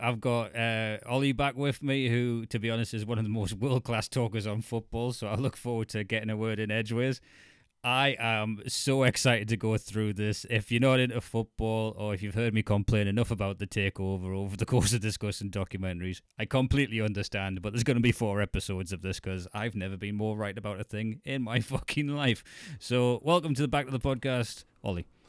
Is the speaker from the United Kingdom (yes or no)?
yes; County Durham, North East England, United Kingdom; moved away as an adult; I'm County Durham border and family's Geordie